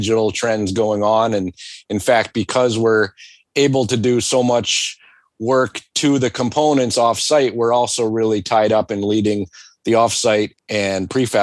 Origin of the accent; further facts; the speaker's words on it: United States; me as an American